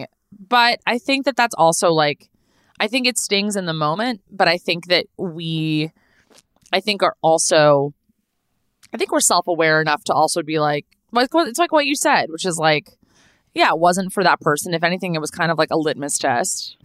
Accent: Los Angeles, California, United States; I was born and raised here. I was born in Tarzana, California. I grew up in the Valley.

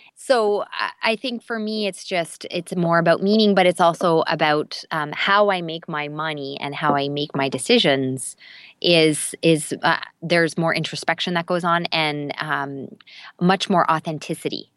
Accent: Canada; I'm Canadian

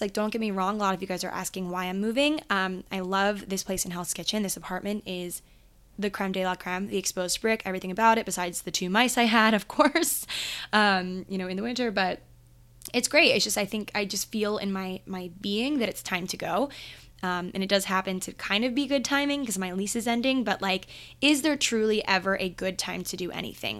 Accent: Maryland, United States; I grew up in Maryland

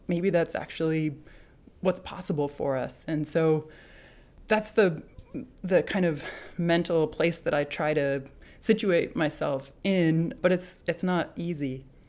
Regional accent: New Hampshire, United States; I grew up in New Hampshire, out in the woods

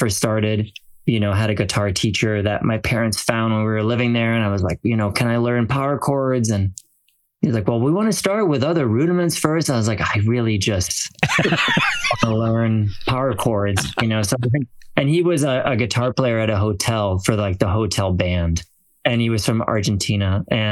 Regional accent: France; now in United States; born and raised in France

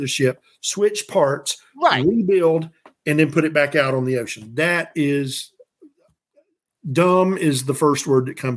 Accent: the South, United States; I'm from the South.

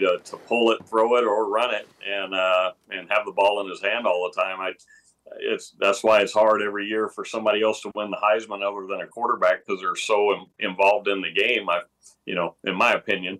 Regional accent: Texas, United States; growing up in Texas, it was a running back state back, back when I was in high school in the mid eighties

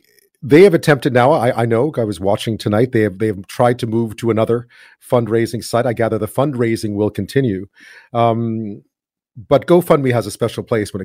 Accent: Montreal, Quebec, Canada; now in British Columbia, Canada; I'm from Montreal

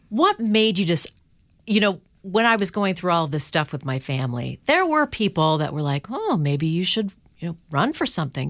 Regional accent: Canada; now in United States; I'm from Canada. I mean, so I'm from a socialist country.

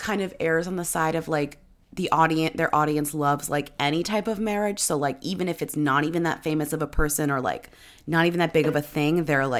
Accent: Canada; I'm Canadian

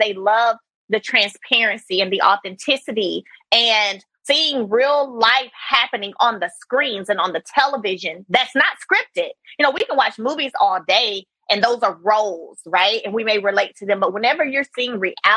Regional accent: Brundidge, Alabama, United States; I come from a very small town, one red light, Brundage, Alabama

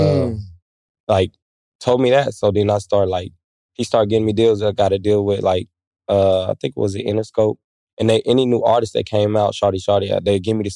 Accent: Kansas City, Missouri, United States; moved away as an adult; now in Atlanta, United States; I'm from Kansas City, Missouri.

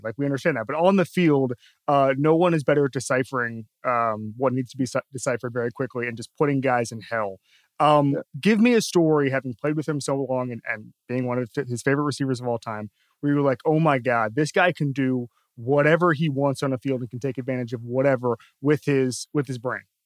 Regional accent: Florida, United States; I'm from Florida

